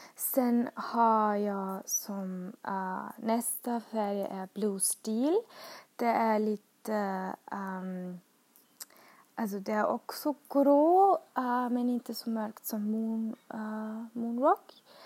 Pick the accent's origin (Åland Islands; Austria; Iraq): Austria; Swedish is a second language; moved away as an adult; now in Sweden; jag kommer från Österrike och har flyttat till Sverige